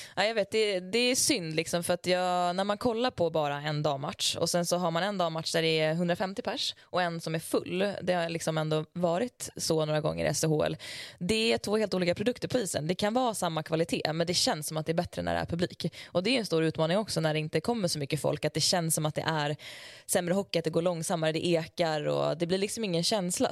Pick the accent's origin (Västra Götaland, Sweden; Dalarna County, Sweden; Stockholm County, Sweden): Dalarna County, Sweden; Leksand; also born or lived in Tällberg; kommer jag ju från Leksand